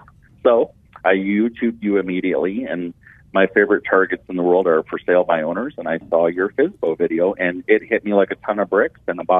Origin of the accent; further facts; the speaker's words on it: Detroit, Michigan, United States; I'm from Metro Detroit, Michigan